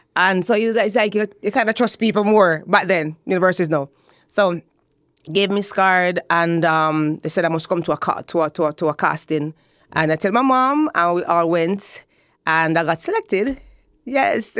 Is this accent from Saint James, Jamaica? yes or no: no; Spanish Town, Saint Catherine, Jamaica; I grew up in Spanish Town. Yes, the old capital